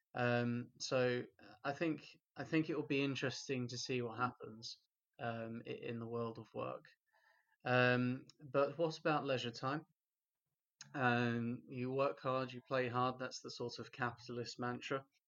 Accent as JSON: {"language": "English", "town": "Stevenage", "region": "East of England", "country": "United Kingdom", "tie": "born or raised there", "said": "in my hometown in Stevenage"}